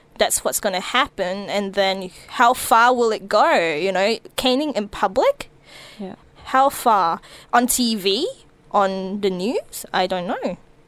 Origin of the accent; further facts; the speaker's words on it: Malaysia; also born or lived in New Zealand; Look, I grew up in Malaysia a bit. I grew up in New Zealand a bit.